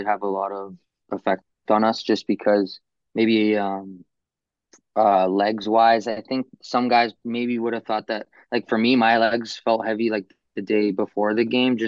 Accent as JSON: {"language": "English", "town": "Toronto", "region": "Ontario", "country": "Canada", "tie": "born or raised there", "said": "I'm playing my hometown team"}